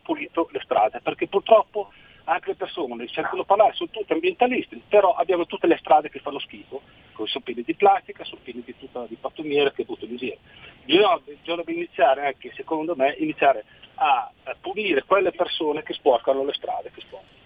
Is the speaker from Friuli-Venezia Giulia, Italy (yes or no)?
no; Emilia-Romagna, Italy; moved away; Io sono emiliano